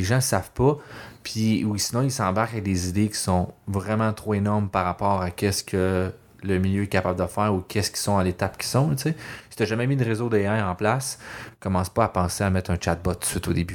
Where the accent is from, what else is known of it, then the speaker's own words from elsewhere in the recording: Laval, Quebec, Canada; moved away; also born or lived in Montreal; je viens de Laval, c'est encore pire. Moi, je suis un vrai banlieusard